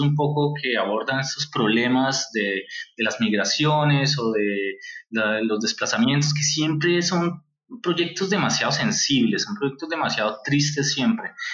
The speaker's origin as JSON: {"language": "Spanish", "country": "Colombia", "said": "nosotros, eh, como colombianos"}